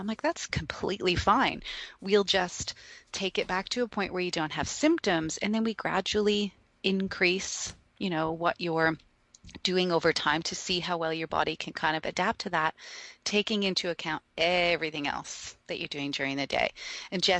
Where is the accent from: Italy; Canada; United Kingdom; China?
Canada; now in Australia; being Canadian, but then also living here